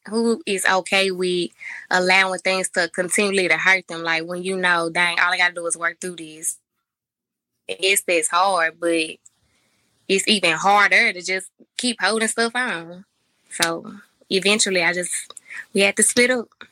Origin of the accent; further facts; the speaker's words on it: Memphis, Tennessee, United States; I'm from Memphis. Um, born and raised